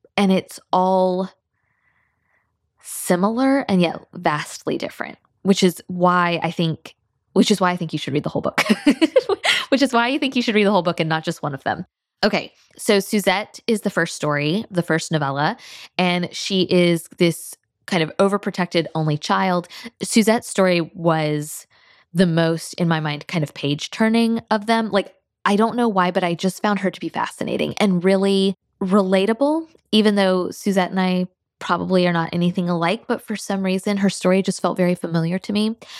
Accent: North Florida, United States; also born or lived in Alabama; now in South Georgia, United States; I grew up in North Florida, and I now live in South Georgia

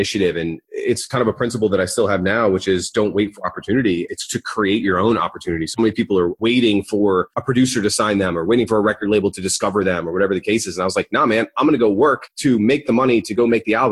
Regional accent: Fort Lauderdale, Florida, United States; now in Winter Park, United States; Grew up in Fort Lauderdale, Florida, and then made the 3-hour trek up north to Orlando.

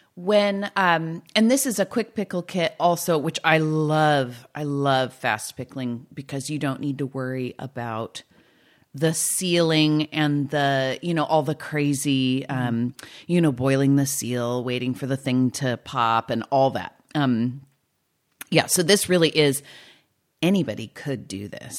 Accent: California, United States; I'm just a Californian

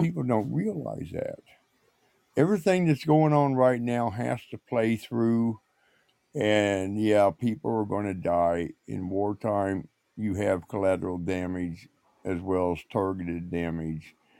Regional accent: Indiana, United States; my hometown where I grew up at, where I seen oil wells always pumping.

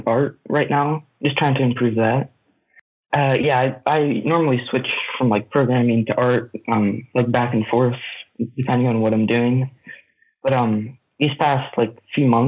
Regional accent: Pennsylvania, United States; So I grew up in Pennsylvania. I lived there my whole life

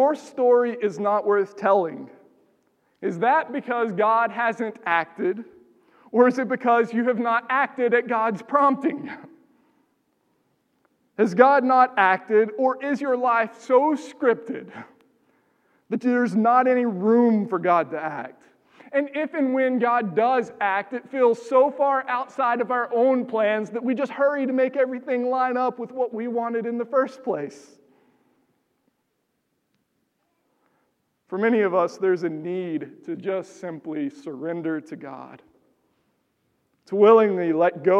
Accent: Texas, United States; moved away as an adult; now in Minnesota, United States; I grew up in Texas.

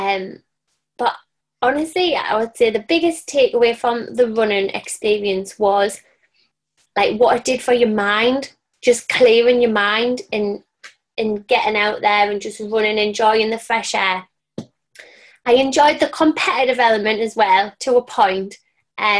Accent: Sunderland, North East England, United Kingdom; I'm a Sunderland lass through and through. I was born in Sunderland and I grew up around fitness.

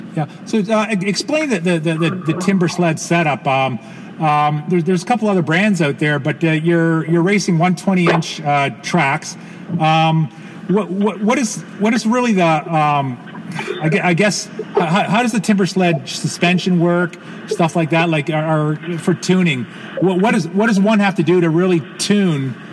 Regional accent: Canada; as a Canadian homeboy

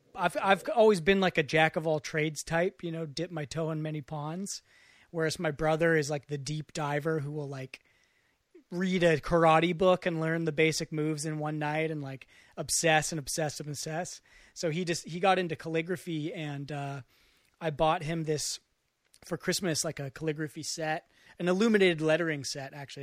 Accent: West Marin County, California, United States; I'm from Mar-, West Marin County

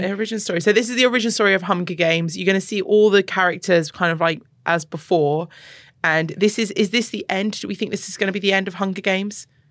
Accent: London, United Kingdom; now in UAE; I grew up partially in London

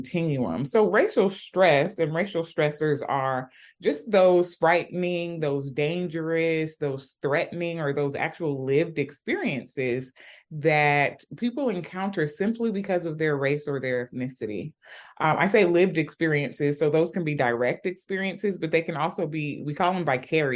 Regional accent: Atlanta, Georgia, United States; also born or lived in Sierra Leone; I was born and raised in Atlanta, Georgia, and I traveled back and forth from Sierra Leone as a child.

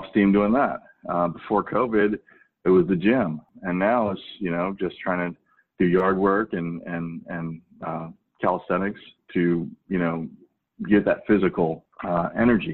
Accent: St. Louis, Missouri, United States; also born or lived in Korea / East Coast; now in Oregon, United States; I was born in Korea. I grew up in working class St. Louis, actually right next door to Ferguson in a little enclave called Moline Acres

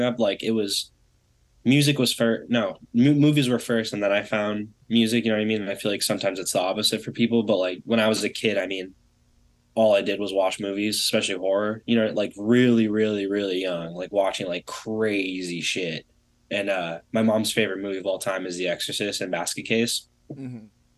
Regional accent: California, United States; also born or lived in Detroit, Michigan; I was born in Detroit, but I moved out here when I was two, to California

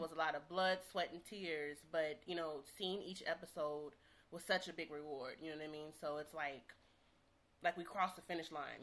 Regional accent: St. Louis, Missouri, United States; now in Los Angeles, United States; I'm from St. Louis

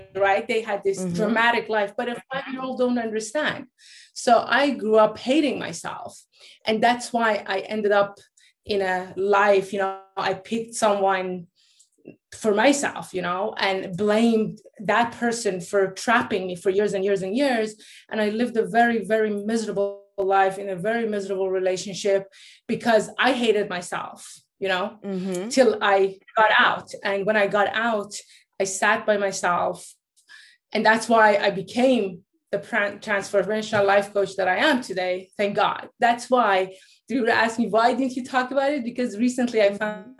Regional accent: Norway; also born or lived in Iran; I was born in Iran. My parents are Persian, but I grew up in Norway because, like, they moved from Iran after the revolution to Norway

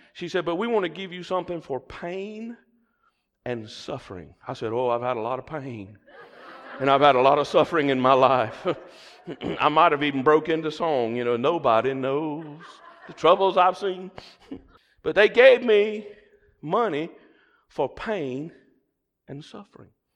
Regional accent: the South, United States; accent: Southern; my Southern accent

